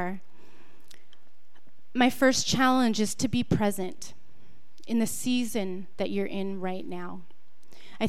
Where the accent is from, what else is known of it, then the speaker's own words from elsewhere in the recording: San Jose, California, United States; I come from San Jose, which is about an hour from here